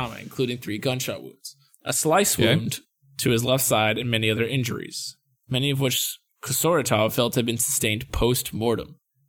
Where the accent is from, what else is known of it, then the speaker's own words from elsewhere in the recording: United States; I'm a dumb American